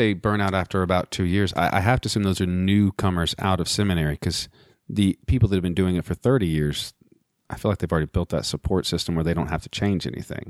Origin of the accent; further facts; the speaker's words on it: Texas, United States; accent: Texas; Well, I haven't used my Texas accent in a long time.